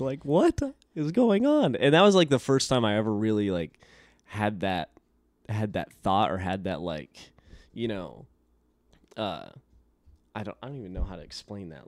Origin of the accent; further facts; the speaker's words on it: Elko, Nevada, United States; I grew up in a little desert town called Elko, Nevada